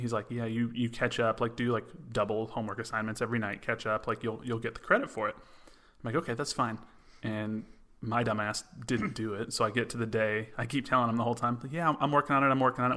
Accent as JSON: {"language": "English", "town": "Los Angeles", "region": "California", "country": "United States", "tie": "born or raised there", "said": "growing up in Los Angeles"}